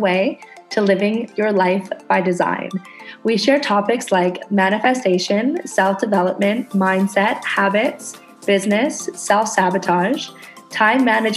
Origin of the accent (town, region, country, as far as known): Canada; now in Indonesia